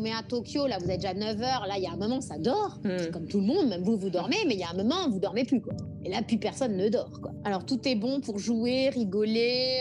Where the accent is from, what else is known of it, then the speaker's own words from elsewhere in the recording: France; now in Nouméa, New Caledonia; De la France